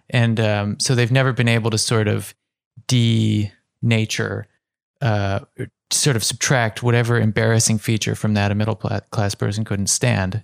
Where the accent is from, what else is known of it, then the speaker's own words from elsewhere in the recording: Ohio, United States; growing up in Ohio